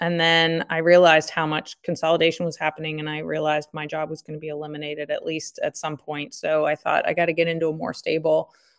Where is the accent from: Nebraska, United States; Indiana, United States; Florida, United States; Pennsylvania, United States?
Pennsylvania, United States; Reading; So I grew up in Eastern Pennsylvania outside of Reading and lived there all through K through 12.